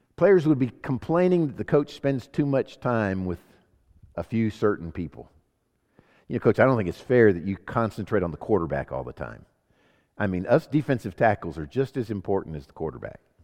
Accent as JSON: {"language": "English", "town": "Sacramento", "region": "California", "country": "United States", "tie": "born or raised there", "also_born_or_lived": "Homestead, Florida", "said": "I was born in Sacramento, California, so I'm an American citizen"}